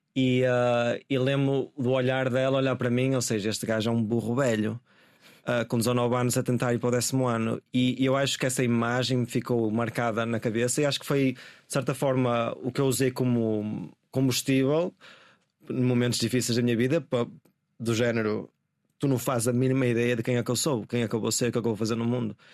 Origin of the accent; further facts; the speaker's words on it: Guimarães, Norte, Portugal; moved away as an adult; also born or lived in London; a cidade seja um lugar onde eu sinto que pertenço uh, onde cresci e tudo